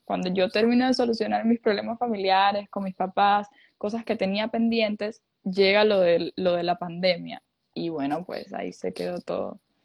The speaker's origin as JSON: {"language": "Spanish", "country": "Cuba", "tie": "born or raised there", "also_born_or_lived": "Ecuador", "moved": "as an adult", "lives_now": "Miami, United States", "said": "Yo soy cubana para los que no saben. Eh, en Cuba yo creo que desde, chiquitos nos inculcan esa eh, esa, razón de música"}